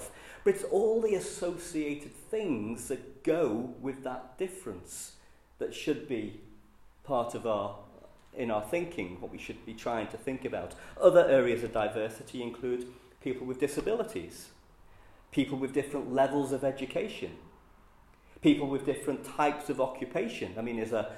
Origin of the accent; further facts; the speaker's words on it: Liverpool, North West England, United Kingdom; accent: Scouse; I'm a Scouser. You can tell that from my accent.